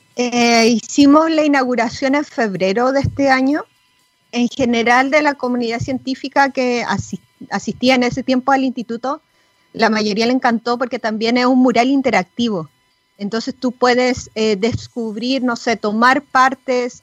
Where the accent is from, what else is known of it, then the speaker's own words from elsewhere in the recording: Chile; moved away; nosotros como chilenas en el extranjero no podemos votar